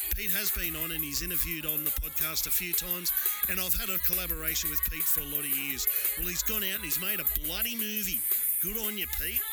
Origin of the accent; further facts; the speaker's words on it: Newcastle, New South Wales, Australia; when I was growing up in Newcastle